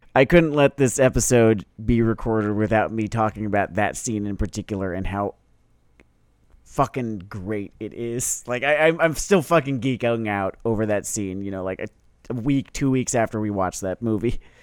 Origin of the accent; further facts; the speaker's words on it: United States; first language English; I am an American. I speak English as a first language